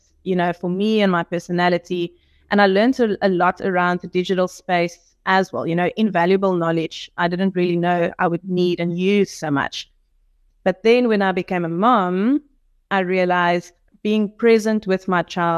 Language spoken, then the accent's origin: English; George, Western Cape, South Africa; moved away as an adult; now in Stellenbosch, South Africa; we grew up in the Garden Route in George